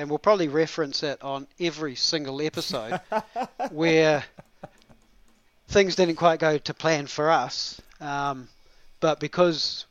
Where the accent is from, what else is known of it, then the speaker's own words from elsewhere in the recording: Te Anau, Southland, New Zealand; my hometown, which is Tiano.